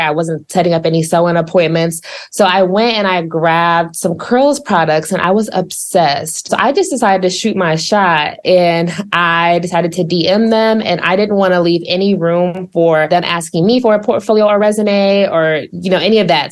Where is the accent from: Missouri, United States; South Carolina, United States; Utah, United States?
Missouri, United States; Columbia; moved away as an adult; also born or lived in Dallas, Texas; now in Atlanta, United States; I was born in Dallas, but I always say that I grew up in Columbia, Missouri, where I spent the majority of my life